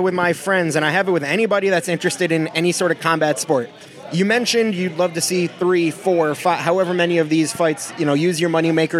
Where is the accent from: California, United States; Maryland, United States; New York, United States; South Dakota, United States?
New York, United States; Albany; moved away; I grew up with hot garlic parmesan wings. Those were my baby growing up, and I'm from Albany.